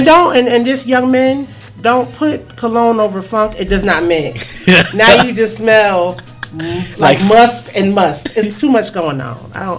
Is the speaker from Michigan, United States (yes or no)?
no; Connecticut, United States; I know what you're talking about. I'm from Connecticut, Tri-State.